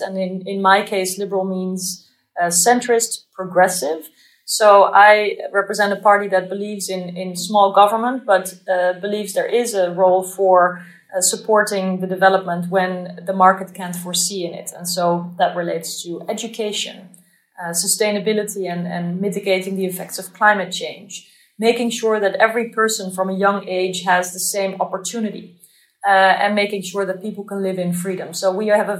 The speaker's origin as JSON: {"language": "English", "country": "Netherlands", "said": "I'm from the Netherlands"}